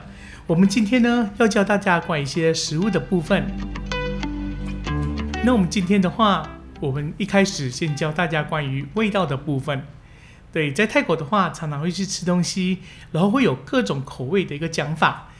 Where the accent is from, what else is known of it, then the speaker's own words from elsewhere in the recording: Taiwan; 一般人的辣都是我们台湾人的很多倍。常常你们去外面吃小吃啊，或者说吃一碗干面、汤面之类的。他们加辣的程度都会比我们台湾的多